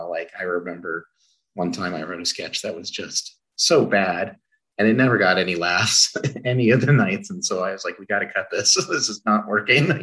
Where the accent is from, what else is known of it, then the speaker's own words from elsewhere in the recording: Albuquerque, New Mexico, United States; moved away; Growing up in Albuquerque